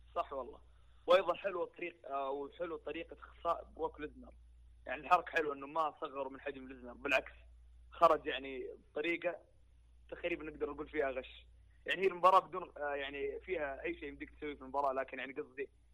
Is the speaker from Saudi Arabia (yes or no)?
yes; Saudi Arabia